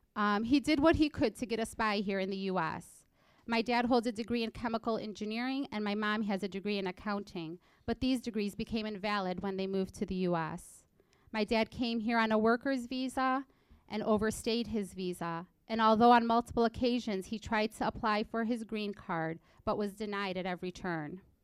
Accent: Illinois, United States; first language English; also born or lived in Egypt; In April of 2004, my family came to the United States, and I call Illinois home. After all, I did come here when I was just four years old

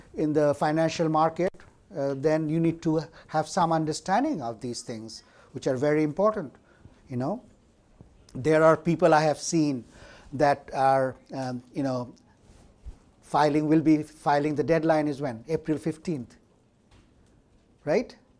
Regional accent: India; moved away as an adult; now in United States; I'm from India and I did my college education

